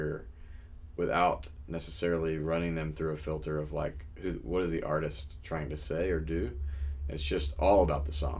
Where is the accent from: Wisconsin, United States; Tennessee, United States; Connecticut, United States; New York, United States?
Tennessee, United States; Memphis; now in Nashville, United States; It's my hometown